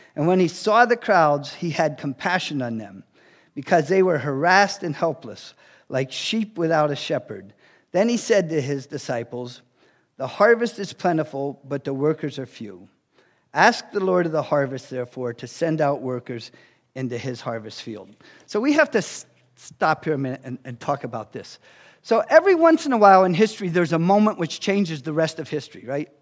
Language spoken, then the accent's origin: English; New York City, New York, United States; So, I grew up in Brooklyn, New York